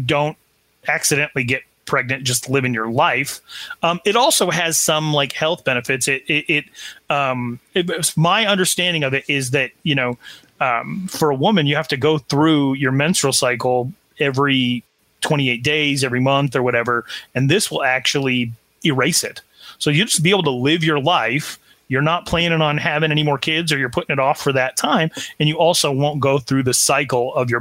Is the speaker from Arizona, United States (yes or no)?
yes; Arizona, United States; growing up in Arizona